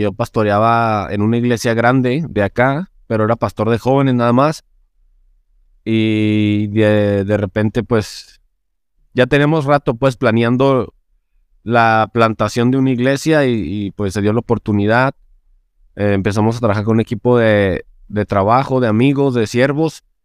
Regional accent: Chihuahua, Mexico; yo soy de la capital, que también se llama Chihuahua, soy de Chihuahua, Chihuahua

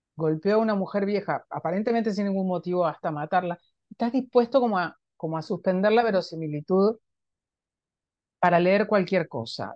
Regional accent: Junín, Buenos Aires Province, Argentina; la ciudad en la que yo nací, Junín

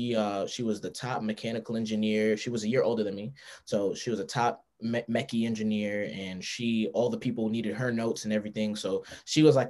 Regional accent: Amityville, New York, United States; I grew up in Amityville, New York.

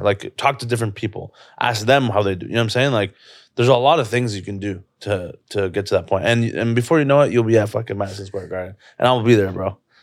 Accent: Toronto, Ontario, Canada; this is my hometown

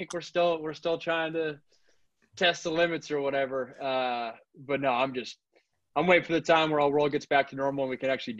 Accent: West Coast, United States; I was a guy growing up on the West Coast. I grew up watching Matt Leinart, Reggie Bush.

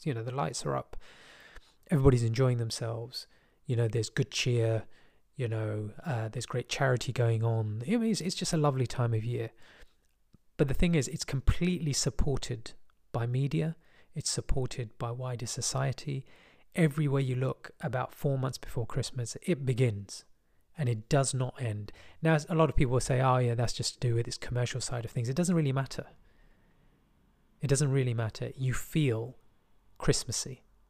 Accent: England, United Kingdom; born there; So I'm more comfortable with British than English, although I was born in England, which I find interesting.

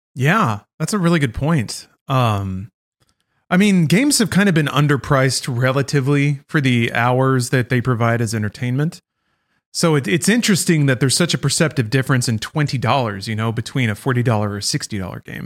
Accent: United States; as an American

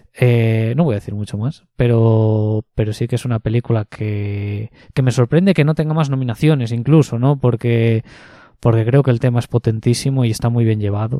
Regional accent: Ponferrada, Castile and León, Spain; moved away; mi ciudad de origen, en Ponferrada

